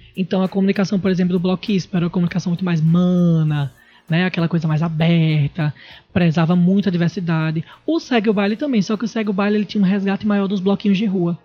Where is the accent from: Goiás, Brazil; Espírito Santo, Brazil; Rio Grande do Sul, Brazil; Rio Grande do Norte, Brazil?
Rio Grande do Norte, Brazil; Natal; moved away as an adult; now in São Paulo, Brazil; Sou daqui de Natal e atualmente estou morando em São Paulo.